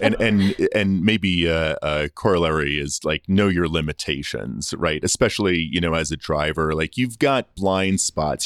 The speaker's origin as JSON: {"language": "English", "area": "Long Island", "region": "New York", "country": "United States", "tie": "born or raised there", "also_born_or_lived": "Toronto", "moved": "as an adult", "said": "I grew up on Long Island, so it's not the city. It's not New York"}